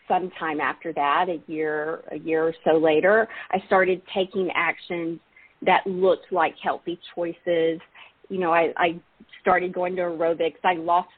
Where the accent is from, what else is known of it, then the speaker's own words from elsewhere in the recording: Alabama, United States; I'm from Alabama, grew up in the Baptist church